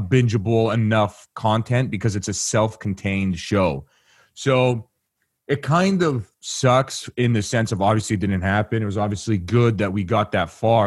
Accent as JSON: {"language": "English", "country": "Canada", "said": "I'm from Canada"}